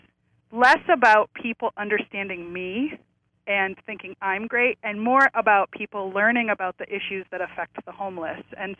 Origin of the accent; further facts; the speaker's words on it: South Dakota, United States; moved away; also born or lived in Berkeley; I grew up in South Dakota